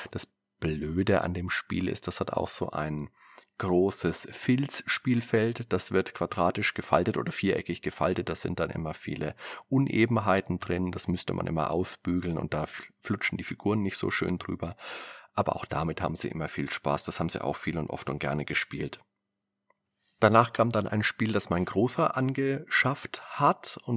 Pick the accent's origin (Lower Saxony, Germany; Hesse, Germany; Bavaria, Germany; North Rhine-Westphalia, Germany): Bavaria, Germany; Würzburg; Da kann ich mich erinnern, da war ich damals immer, wenn ich mit meiner Mutter einkaufen war, bei uns in Würzburg im Wertkauf damals noch.